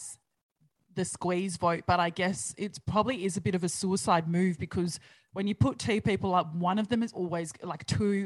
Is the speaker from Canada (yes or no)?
no; New Zealand; now in Australia; I'm Kiwi